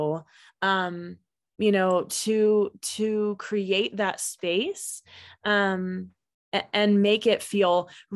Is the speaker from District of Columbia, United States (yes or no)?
no; Kansas, United States; now in Colorado, United States; I am actually from Kansas, so also an interesting place